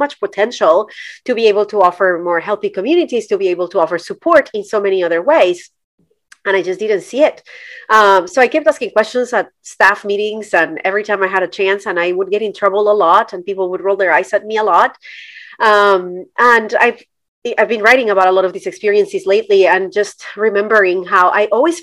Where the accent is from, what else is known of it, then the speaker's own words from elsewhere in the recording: Colombia; moved away as an adult; now in United States; I'm Colombian. I was born and raised in Colombia